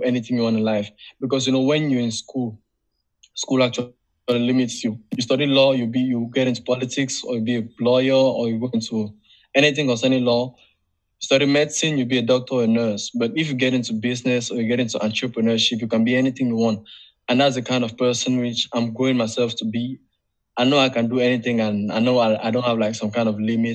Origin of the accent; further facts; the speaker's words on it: Cameroon; I'm from Africa